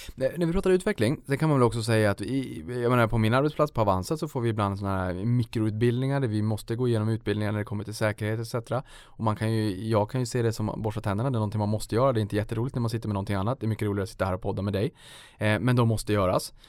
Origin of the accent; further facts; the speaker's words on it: Boden, Norrbotten County, Sweden; accent: Norrbotten dialect; jag är ju uppe från Norrbotten, det kanske hörs ibland när jag drar på lite dialekt. Då, då vart det, jag kommer från Boden